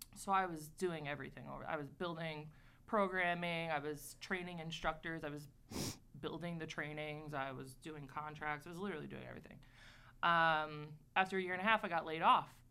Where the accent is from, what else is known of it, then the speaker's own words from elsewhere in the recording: Port Jefferson, New York, United States; I, I actually grew up in a very small town called Port Jefferson